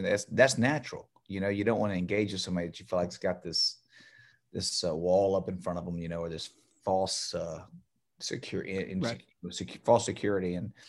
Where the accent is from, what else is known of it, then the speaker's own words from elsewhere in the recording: Baltimore, Maryland, United States; didn't know I was from Baltimore.